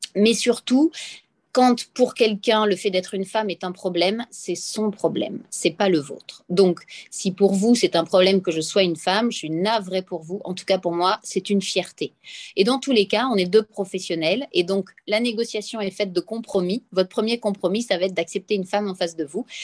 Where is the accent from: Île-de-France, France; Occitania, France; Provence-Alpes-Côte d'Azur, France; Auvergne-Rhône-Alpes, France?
Provence-Alpes-Côte d'Azur, France; Nice; accent: accent niçois / accent du Sud; mon accent du Sud. Et donc, quand je parle avec l'accent niçois